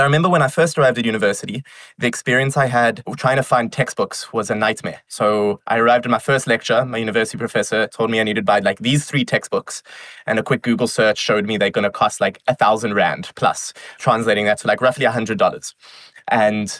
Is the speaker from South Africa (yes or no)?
yes; Johannesburg, Gauteng, South Africa; moved away; I am originally from South Africa. I was born in Johannesburg.